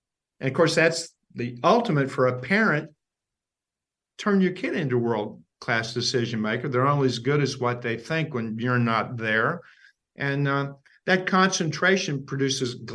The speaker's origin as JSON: {"language": "English", "town": "Ashland", "region": "Kentucky", "country": "United States", "tie": "born or raised there", "said": "Ashland, Kentucky, my hometown"}